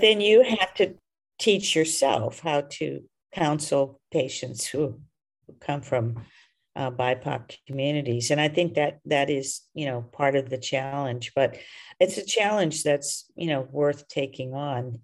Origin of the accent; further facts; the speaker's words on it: the South, United States; I was raised in the South